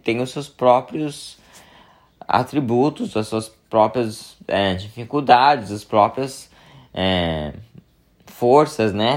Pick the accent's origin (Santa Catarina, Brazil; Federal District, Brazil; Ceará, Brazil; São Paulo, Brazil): São Paulo, Brazil; moved away as an adult; now in California, United States; mas eu sou de São Paulo, a família da minha mãe é de São Paulo